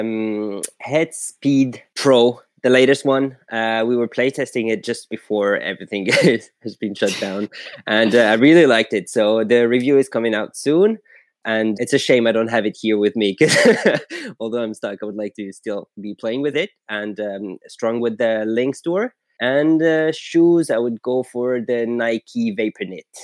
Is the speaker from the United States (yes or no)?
no; France; I'm from France